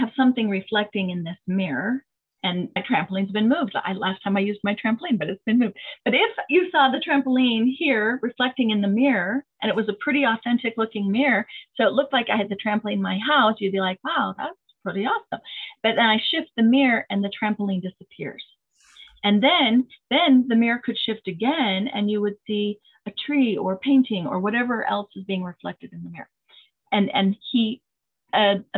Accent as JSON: {"language": "English", "town": "Preston", "region": "Idaho", "country": "United States", "tie": "born or raised there", "said": "I grew up in Preston, Idaho"}